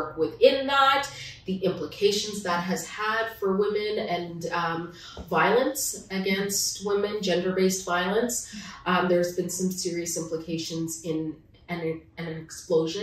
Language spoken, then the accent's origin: English; Ottawa, Ontario, Canada; also born or lived in Manitoba; now in Toronto, Canada; I was born in Ottawa and part of Ontario, and I'm back in Ontario now.